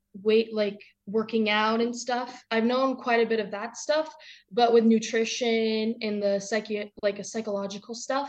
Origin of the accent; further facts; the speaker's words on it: Sugarloaf, Maine, United States; I'm 16. I'm a mogul skier, and I'm from Maine in Sugarloaf.